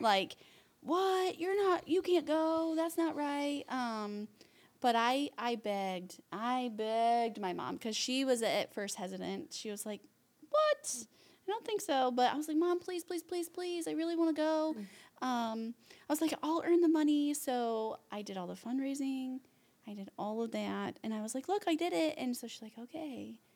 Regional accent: Huntington, United States; also born or lived in Ohio; we're from Huntington, but then we moved to Ohio for a little

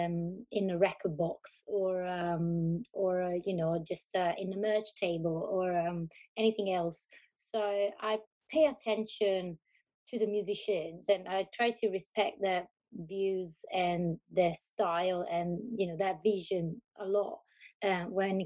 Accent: Tuscany, Italy; moved away as an adult; also born or lived in Berlin / Glasgow; now in London, United Kingdom; I'm from Italy. I live in the UK since 10 years

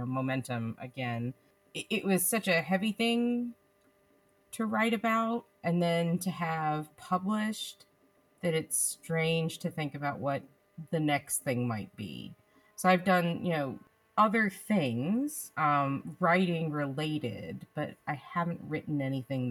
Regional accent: United States; now in Mongolia; as an American

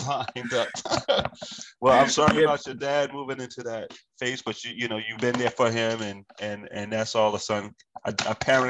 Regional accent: Virginia, United States; moved away; because I'm from Virginia. I have 10 siblings and eight of which are brothers and two sisters.

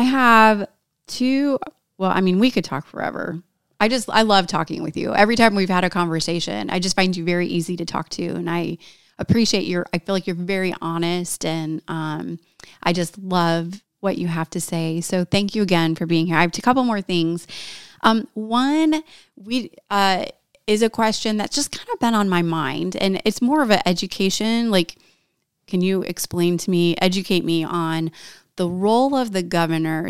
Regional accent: Valparaiso, Indiana, United States; I'm from Northwest Indiana. I grew up in Valpo

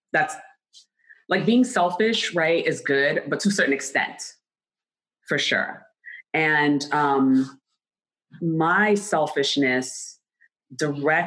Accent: New York City, New York, United States; I'm from New York City

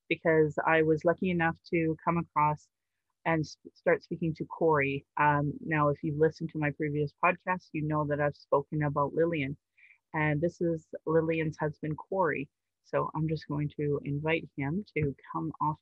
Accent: Calgary, Alberta, Canada; I was born in Calgary

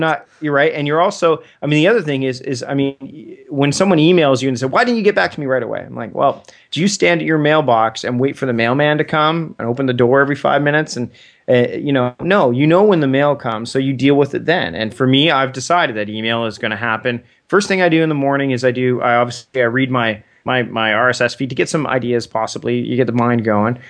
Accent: Canada; As a Canadian

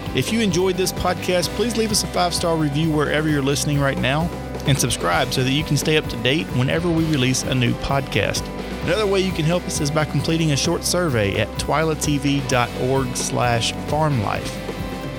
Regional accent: Winnsboro, Louisiana, United States; moved away; I'm going back home right now. I'm from Winsboro

